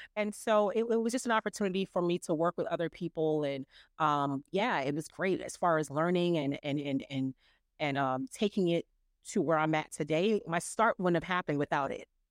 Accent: New York City, New York, United States; born and raised in New York City, and I come from amazing Caribbean parents.

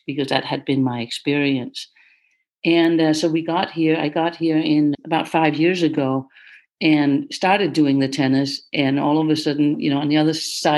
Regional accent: Denmark; now in United States; I was born in Denmark and I became the top junior player there early on

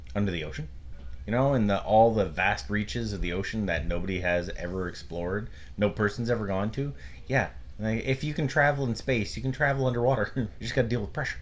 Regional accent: Canada; we're Canadian.

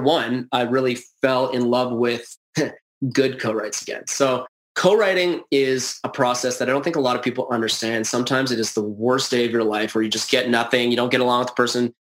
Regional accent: Edmonton, Alberta, Canada; I was born in Edmonton during a dynasty

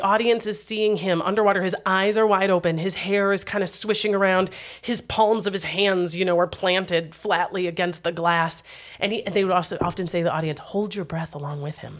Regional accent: Wisconsin, United States; my home state

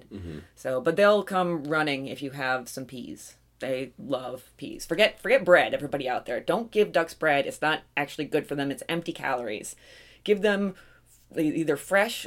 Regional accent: Pennsylvania, United States; We are from Pennsylvania

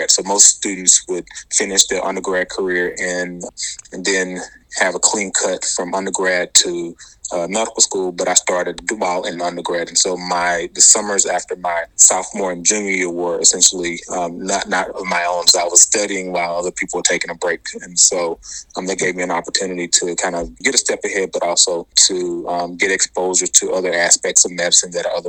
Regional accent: Atlanta, Georgia, United States; moved away as an adult; also born or lived in Boston; So I'm originally from Atlanta, Georgia, or ATL as we call it. Um, and I was there until uh, I left for medical school.

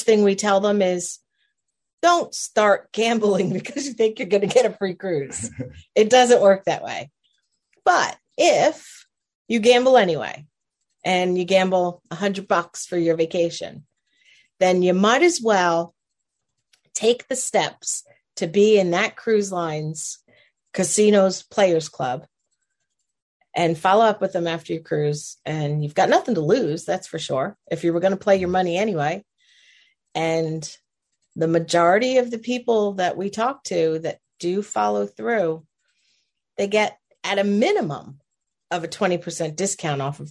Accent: New Jersey, United States; moved away as an adult; I grew up in New Jersey, lived in New Jersey for 47 years of my life

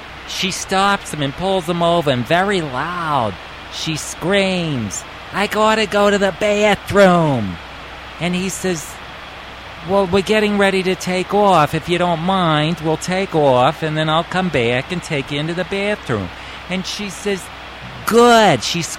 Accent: New York, United States; So, what I wanted to tell you about was I am from New York.

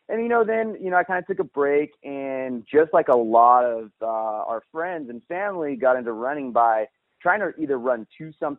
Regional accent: California, United States; I'm actually from Northern California. I guess the best way to describe it would be the gateway of the Sequoias.

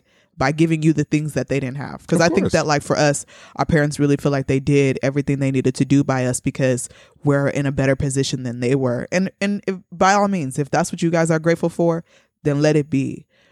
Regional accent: Nigeria; accent: Nigerian; But I didn't even do my Nigerian accent this whole time.

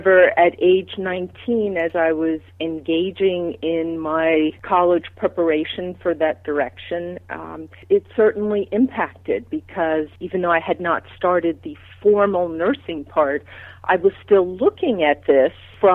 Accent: Long Island, New York, United States; also born or lived in Manhattan, New York; I was born in Manhattan, so started off in a very high-intensity place, and then my family moved out to Long Island to a quieter suburb

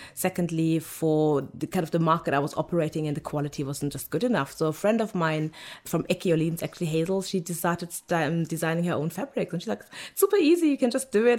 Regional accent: Germany; now in London, United Kingdom; I was born in Germany by Nigerian parents, but I was raised by German parents

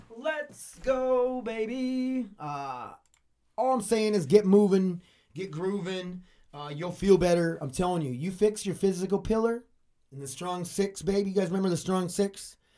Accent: United States; 'cause I'm American.

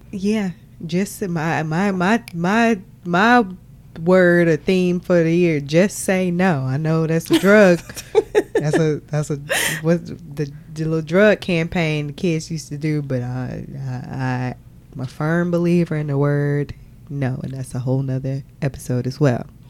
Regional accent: Arkansas, United States; we are from Arkansas

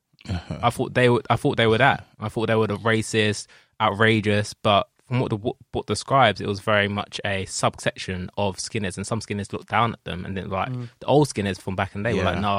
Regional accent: United Kingdom; just being white British

